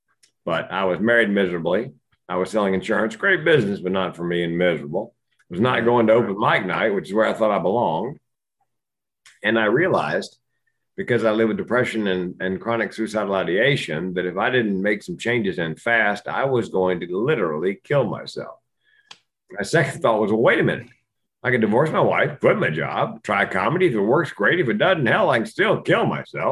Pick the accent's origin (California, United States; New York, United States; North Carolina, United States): North Carolina, United States; Raleigh; I grew up in Raleigh, North Carolina.